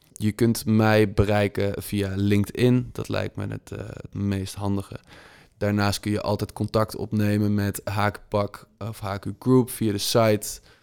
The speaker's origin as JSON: {"language": "Dutch", "country": "Netherlands", "said": "als Nederlander"}